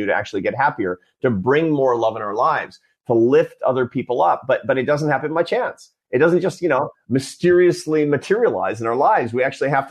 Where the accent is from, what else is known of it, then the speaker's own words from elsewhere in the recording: Seattle, Washington, United States; when I was a kid, I was a Seattle Mariners fan growing up in Seattle